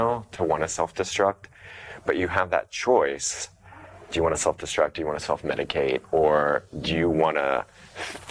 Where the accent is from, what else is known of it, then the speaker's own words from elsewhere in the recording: Ohio, United States; moved away as an adult; I'm from Ohio, so I'm from the Midwest.